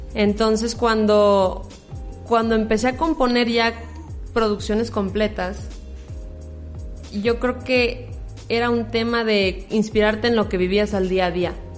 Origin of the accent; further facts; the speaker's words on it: La Piedad, Michoacán, Mexico; soy piedadense de Michoacán, aquí presentes en, mi pueblo natal